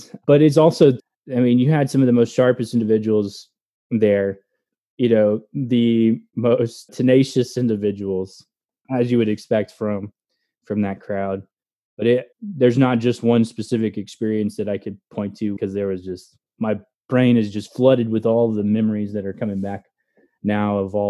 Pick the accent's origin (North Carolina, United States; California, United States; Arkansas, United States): Arkansas, United States; Fayetteville; moved away as an adult; So I am originally from Arkansas. So my hometown is Fayetteville, Arkansas, which I graduated from the University of Arkansas as an ROTC cadet.